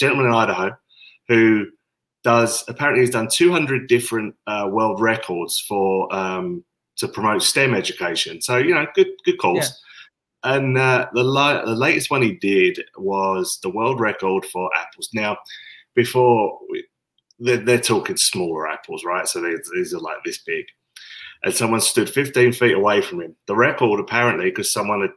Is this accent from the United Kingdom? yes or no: yes; United Kingdom; also born or lived in New York / Chicago; now in Dallas, United States; I'm from Britain